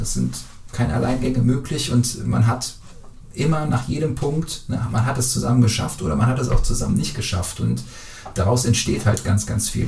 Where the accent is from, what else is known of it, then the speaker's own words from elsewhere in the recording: Brühl, North Rhine-Westphalia, Germany; ich komme aus Brühl, im BTV bin ich da groß geworden